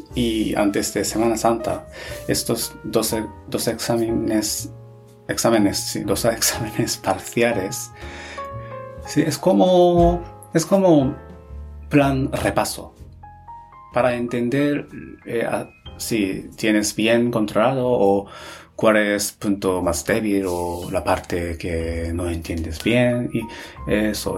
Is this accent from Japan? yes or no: yes; Japan; Spanish is a second language; moved away as an adult; also born or lived in Spain / Netherlands; soy japonés